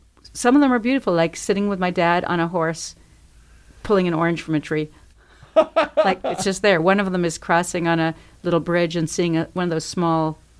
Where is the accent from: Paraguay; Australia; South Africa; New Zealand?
Paraguay; now in Bloomington, United States; I was born in Paraguay, South America.